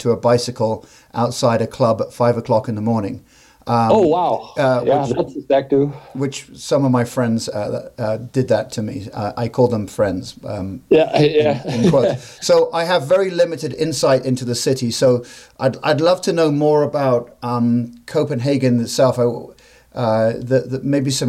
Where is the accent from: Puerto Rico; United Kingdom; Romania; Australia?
United Kingdom; England; now in United States; I grew up in England